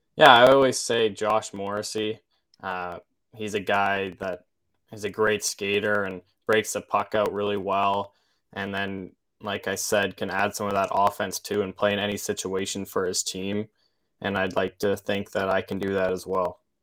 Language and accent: English; Olds, Alberta, Canada; also born or lived in Saskatoon, Saskatchewan; from Olds, Alberta